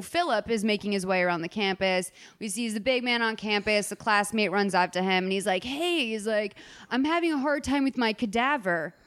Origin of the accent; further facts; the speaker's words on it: Boston, Massachusetts, United States; moved away; my hometown of Boston